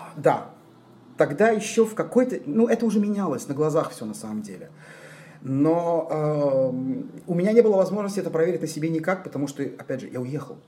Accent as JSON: {"language": "Russian", "region": "Tbilisi", "country": "Georgia", "tie": "born or raised there", "moved": "as an adult", "lives_now": "Israel", "said": "Родился я и до 18 лет жил в Тбилиси"}